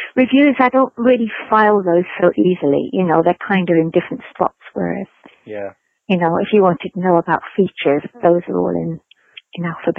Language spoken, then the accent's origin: English; London, United Kingdom; moved away; I remember being very shocked about that when I came from London, which was much more diverse. You know, your neighbors were all sorts of backgrounds.